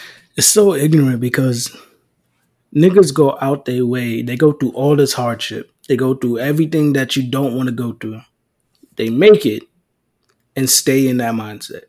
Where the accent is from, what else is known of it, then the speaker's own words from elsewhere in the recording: New York City, New York, United States; I grew up in the Bronx